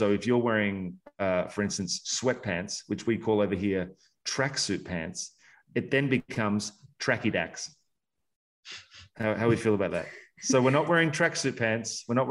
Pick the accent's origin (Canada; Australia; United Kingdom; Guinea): Australia; I'm Australian.